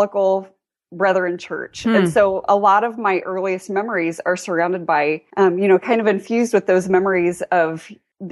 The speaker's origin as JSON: {"language": "English", "area": "near Dayton", "region": "Ohio", "country": "United States", "tie": "born or raised there", "also_born_or_lived": "northern Indiana", "moved": "yes", "lives_now": "Indiana, United States", "said": "I grew up in actually near Dayton, Ohio. So still Midwestern girl"}